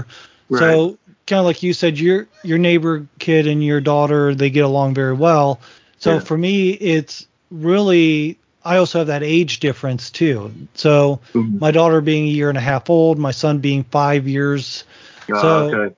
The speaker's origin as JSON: {"language": "English", "region": "Northwest Ohio", "country": "United States", "tie": "born or raised there", "moved": "as an adult", "lives_now": "Virginia, United States", "said": "I was born and raised in Northwest Ohio"}